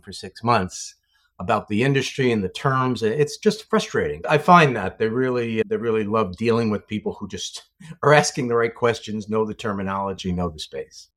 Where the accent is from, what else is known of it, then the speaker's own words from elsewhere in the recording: New York City, New York, United States; moved away as an adult; I'm a New York City guy, grew up, grew up in, uh, a great neighborhood in the Bronx and stayed there for the first twenty-seven years of my life